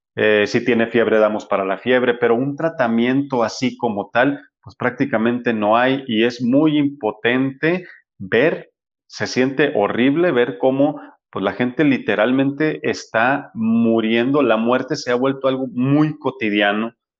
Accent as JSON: {"language": "Spanish", "town": "Culiacán", "region": "Sinaloa", "country": "Mexico", "moved": "yes", "lives_now": "Guadalajara, Mexico", "said": "Yo soy de Culiacán, Sinaloa"}